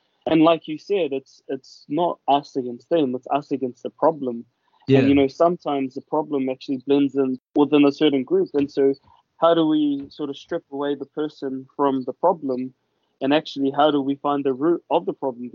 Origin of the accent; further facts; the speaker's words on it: New Zealand; as a Pacific Islander myself, you know, growing up in New Zealand